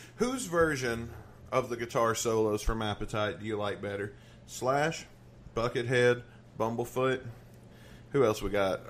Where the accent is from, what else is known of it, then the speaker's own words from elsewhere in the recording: the South, United States; I'm from the South